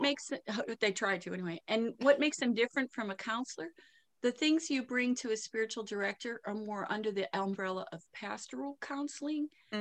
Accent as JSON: {"language": "English", "town": "Pittsburgh", "region": "Pennsylvania", "country": "United States", "also_born_or_lived": "Lakewood, Ohio", "accent": "Pittsburgh", "moved": "as an adult", "said": "my accent's from Pittsburgh"}